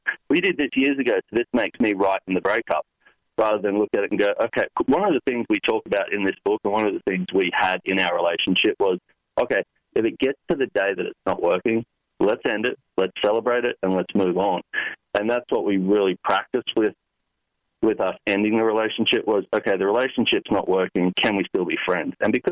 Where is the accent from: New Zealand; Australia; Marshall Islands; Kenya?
Australia; Sunshine Coast, Queensland; now in Los Angeles, United States; grew up in Australia